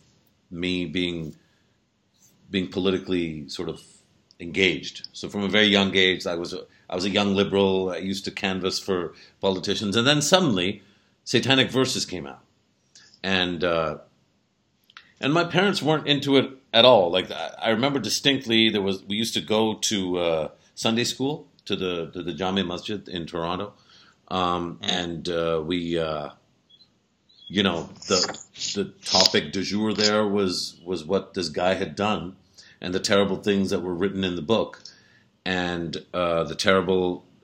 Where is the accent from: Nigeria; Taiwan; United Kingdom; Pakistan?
Pakistan; as a Pakistani, where I am the majority in my country